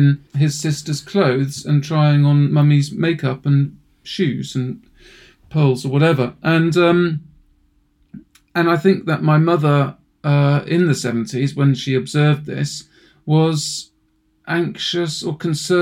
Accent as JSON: {"language": "English", "area": "Oxfordshire", "region": "South East England", "country": "United Kingdom", "tie": "born or raised there", "also_born_or_lived": "Woking, Surrey", "said": "I grew up in Oxfordshire after having been born in Woking and suburban Surrey. We then moved when I was about 10 or 11 to Oxfordshire, to the Cotswolds"}